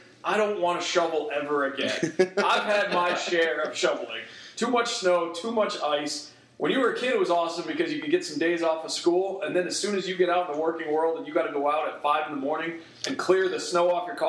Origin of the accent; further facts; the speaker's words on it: New England, United States; So, I'm from New England